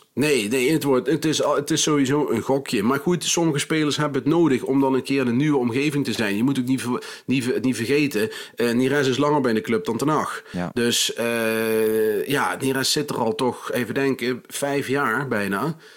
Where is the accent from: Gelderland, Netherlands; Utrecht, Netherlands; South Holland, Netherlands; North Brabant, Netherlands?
Gelderland, Netherlands; NEC-land; ik kom natuurlijk uit NEC-land